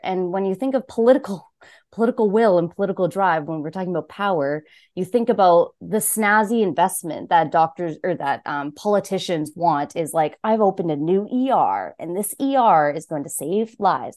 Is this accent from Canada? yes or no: yes; Saskatoon, Saskatchewan, Canada; moved away as an adult; now in Ottawa, Canada; I grew up in Saskatchewan, and this is my first summer in Ontario